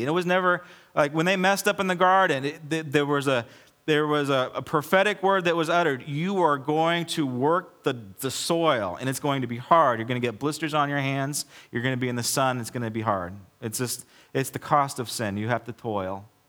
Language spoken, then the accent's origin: English; United States; I'm an American